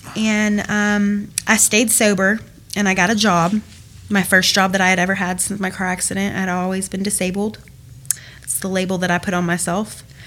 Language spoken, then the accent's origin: English; Cumming, Georgia, United States; also born or lived in Milton, Georgia; I grew up in Cumming, Georgia, originally from Milton.